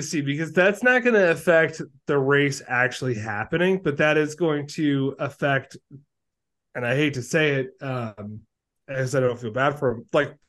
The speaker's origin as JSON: {"language": "English", "country": "United States", "said": "as an American F1 viewer"}